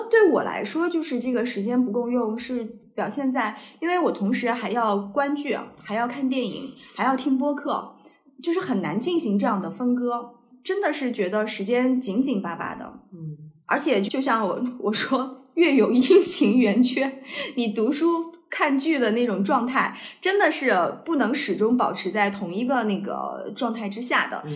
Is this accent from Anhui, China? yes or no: yes; Anhui, China; now in Beijing, China; 因为我们都是安徽人